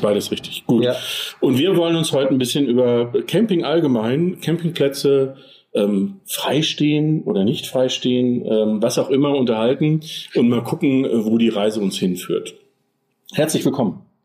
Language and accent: German; Germany; wir als Deutsche